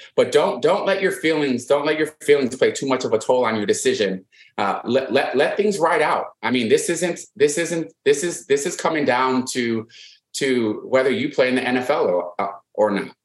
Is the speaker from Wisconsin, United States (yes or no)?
yes; Wisconsin, United States; I'm from Wisconsin